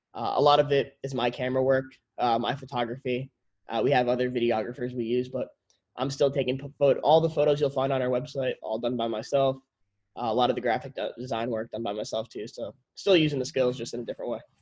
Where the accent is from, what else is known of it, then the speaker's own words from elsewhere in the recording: Connecticut, United States; We grew up in Connecticut